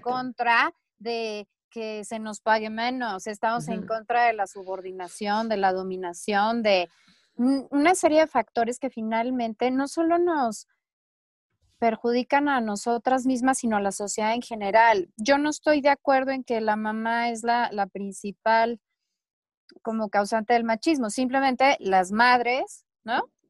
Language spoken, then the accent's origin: Spanish; Chihuahua, Mexico; now in Mexico City, Mexico; yo crecí en Chihuahua